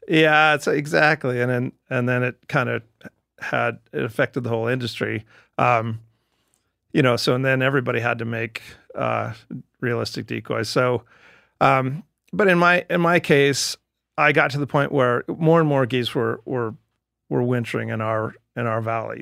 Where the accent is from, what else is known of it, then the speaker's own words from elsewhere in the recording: Cottonwood, Idaho, United States; I was born in Cottonwood, Idaho